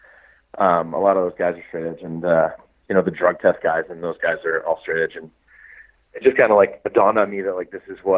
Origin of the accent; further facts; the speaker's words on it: Manchester, New Hampshire, United States; moved away; also born or lived in Boston, Massachusetts; my hometown is Manchester